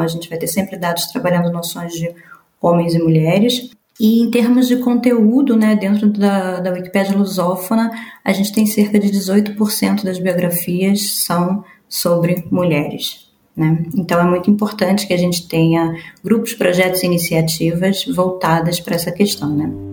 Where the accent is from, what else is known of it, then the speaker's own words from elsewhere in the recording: Brazil; sou do sul global, sou brasileira